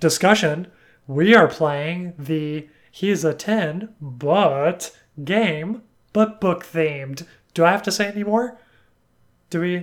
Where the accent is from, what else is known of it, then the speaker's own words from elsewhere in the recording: Alabama, United States; I'm from Alabama